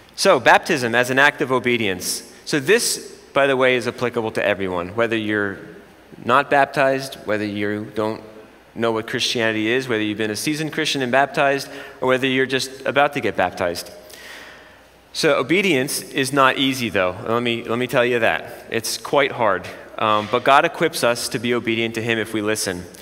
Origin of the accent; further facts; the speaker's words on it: Jersey Shore, New Jersey, United States; I'm from the Jersey Shore